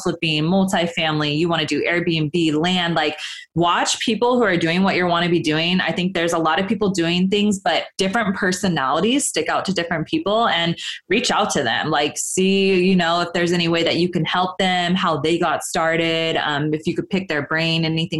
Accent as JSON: {"language": "English", "town": "Sacramento", "region": "California", "country": "United States", "tie": "born or raised there", "moved": "yes", "lives_now": "Los Angeles, United States", "said": "I'm from Northern California, up in Sacramento"}